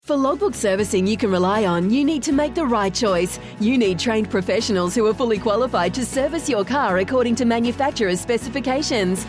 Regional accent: Leithfield Beach, Canterbury, New Zealand; I'm from Leithfield Beach in North Canterbury.

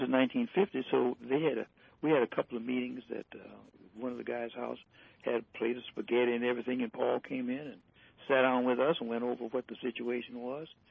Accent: Detroit, Michigan, United States; I lived in Detroit. I was born in Detroit

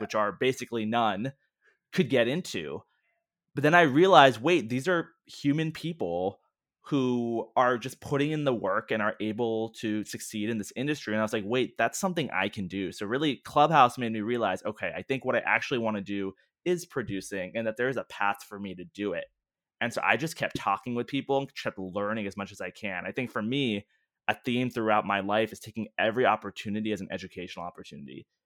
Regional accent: Washington, D.C. area, District of Columbia, United States; growing up in the Washington, D C area

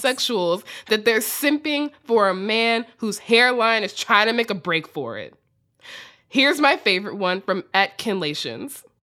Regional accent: United States; accent: extremely American; my extremely American accent

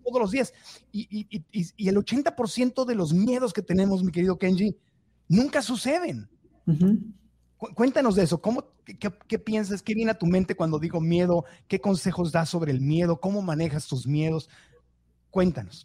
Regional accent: Mexico; now in United States; yo crecí en México

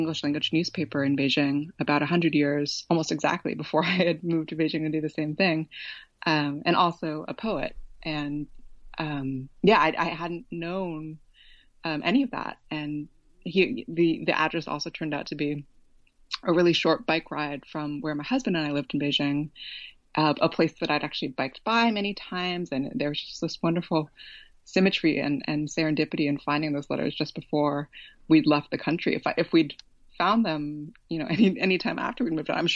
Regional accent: Oakland, California, United States; moved away as an adult; also born or lived in Berkeley, California; I was born in Berkeley, but raised in Oakland.

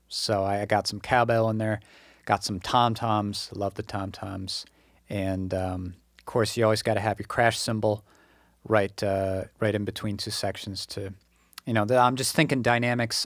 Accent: Massachusetts, United States; moved away as an adult; also born or lived in Kyoto, Japan; my first couple months back in Massachusetts

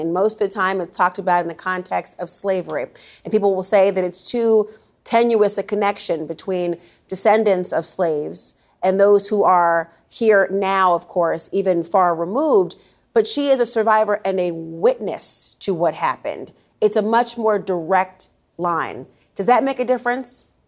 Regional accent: Minnesota, United States; moved away; Minnesota, which is my hometown

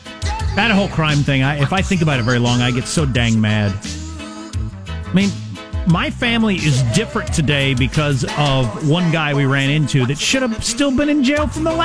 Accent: California, United States; I'm from Humboldt. This is the truth.

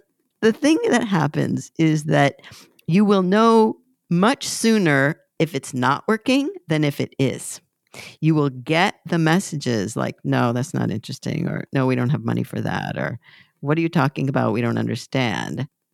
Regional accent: Southern California, United States; moved away; also born or lived in Hoboken / Savannah; I'm from Southern California originally

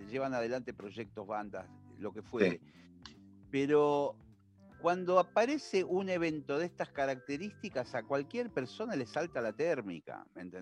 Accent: Argentina; somos argentinos

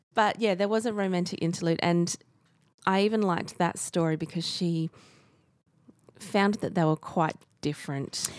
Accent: Australia; as an Aussie

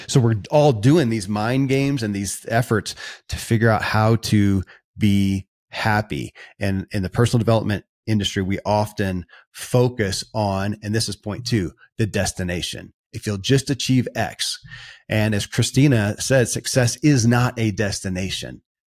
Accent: Kentucky, United States; born or raised there

